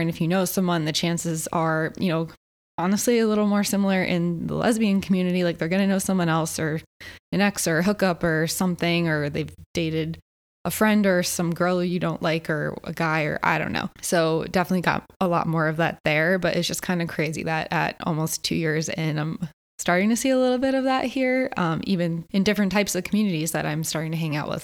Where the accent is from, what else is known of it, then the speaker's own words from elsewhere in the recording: Connecticut, United States; moved away as an adult; also born or lived in Philadelphia, Pennsylvania; now in Los Angeles, United States; I grew up on the East Coast my whole life, you know, grew up in Connecticut, lived in Philly.